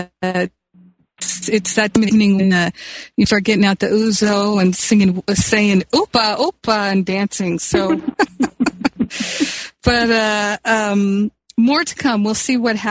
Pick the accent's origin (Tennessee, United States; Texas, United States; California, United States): California, United States; Los Angeles; Los Angeles, my hometown